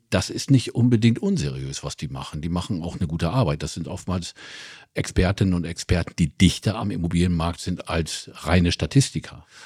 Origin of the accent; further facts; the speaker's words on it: Oldenburg, Lower Saxony, Germany; ich komme aus Oldenburg